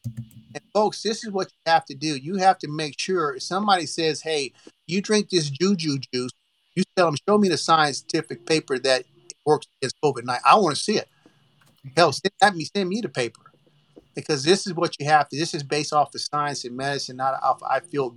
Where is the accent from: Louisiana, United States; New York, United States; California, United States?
Louisiana, United States; Oakdale; I'm from the country. I'm from Oakdale, Louisiana